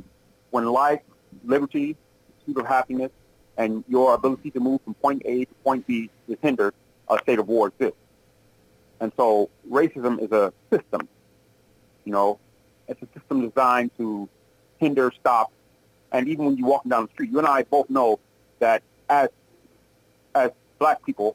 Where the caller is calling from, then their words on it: Milwaukee, Wisconsin, United States; calling from Milwaukee.